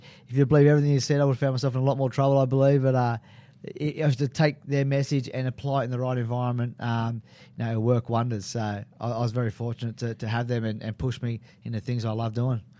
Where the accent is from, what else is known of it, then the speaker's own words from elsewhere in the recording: Sydney, New South Wales, Australia; growing up in Maroubra